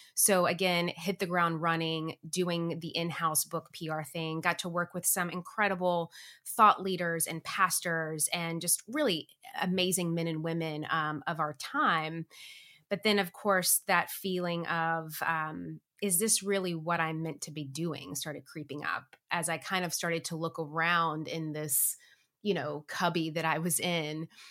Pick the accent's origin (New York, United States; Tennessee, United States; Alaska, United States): Tennessee, United States; moved away as an adult; now in Los Angeles, United States; I grew up in Tennessee.